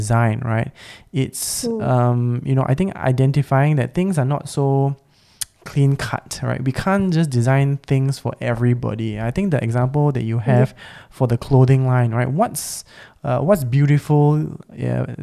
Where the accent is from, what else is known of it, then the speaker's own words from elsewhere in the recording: Singapore; also born or lived in Australia; I was born and raised as a Singaporean